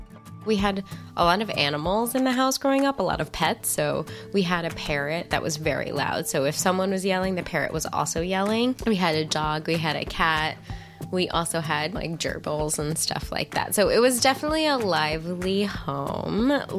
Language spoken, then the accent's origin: English; Verona, New Jersey, United States; I grew up in Verona, New Jersey. It's in Essex County, 30 to 40 minutes outside New York City. It's pretty small. It's like 2 miles wide, lots of pizza and bagels, and it was pretty fun.